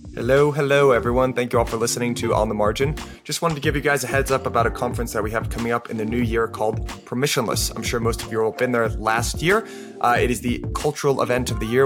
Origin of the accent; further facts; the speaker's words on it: United States; our country